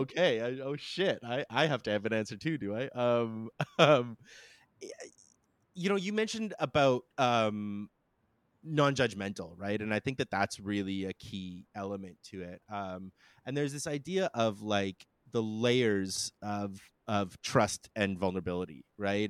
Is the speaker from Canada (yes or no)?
yes; Canada; being Canadian